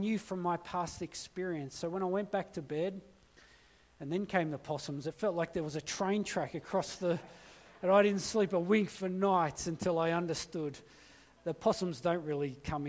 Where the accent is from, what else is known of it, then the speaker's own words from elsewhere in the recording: Blacktown, New South Wales, Australia; also born or lived in Blue Mountains; I grew up in Blacktown.